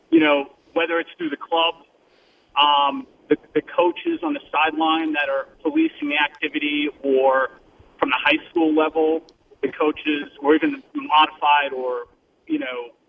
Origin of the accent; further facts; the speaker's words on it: Long Island, New York, United States; moved away; I'm originally from Long Island